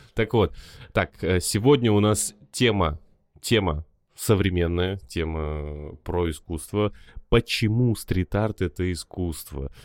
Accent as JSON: {"language": "Russian", "town": "Magnitogorsk", "region": "Chelyabinsk Oblast", "country": "Russia", "said": "я сам из Магнитогорска"}